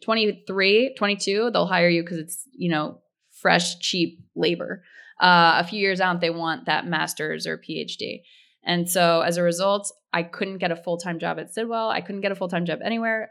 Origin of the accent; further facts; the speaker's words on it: outside of Philadelphia, Pennsylvania, United States; I grew up outside of Philadelphia